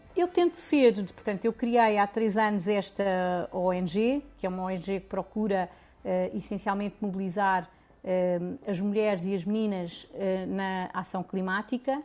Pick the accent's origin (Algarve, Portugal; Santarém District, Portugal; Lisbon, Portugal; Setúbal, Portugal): Lisbon, Portugal; also born or lived in Serra da Estrela; nasci em Lisboa, mas a minha família é da Serra da Estrela